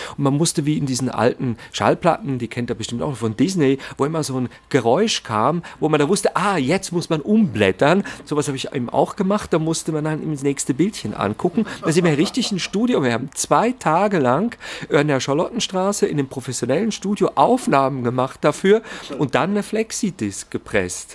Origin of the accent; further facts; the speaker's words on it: Zurich, Switzerland; ich komme ja aus Zürich